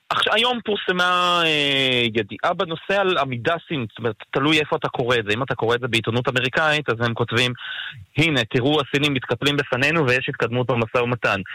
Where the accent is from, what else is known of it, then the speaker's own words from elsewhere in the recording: Israel; ואנחנו כישראלים